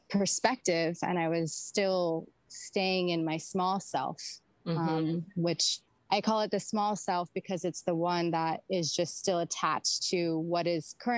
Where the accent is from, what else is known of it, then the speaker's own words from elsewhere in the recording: Santa Monica, California, United States; moved away; also born or lived in Miami; I decided to stay in LA area because it's actually where I'm originally from. I was born in Santa Monica